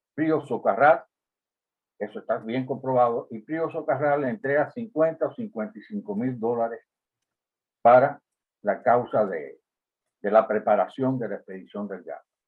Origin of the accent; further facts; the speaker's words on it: Cuba; also born or lived in Tamaulipas, Mexico; now in United States; Como cubano y vinculado con, aspectos de la política en Cuba, como estuve, la razón por la cual salí al exilio